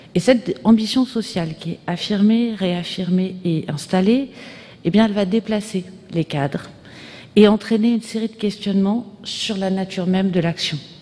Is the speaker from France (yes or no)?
yes; France; chez nous, en France